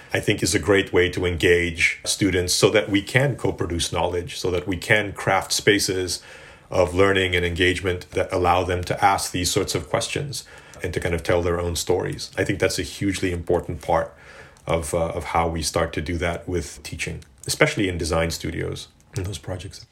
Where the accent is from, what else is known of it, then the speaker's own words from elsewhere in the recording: Johannesburg, Gauteng, South Africa; moved away; growing up in South Africa in Johannesburg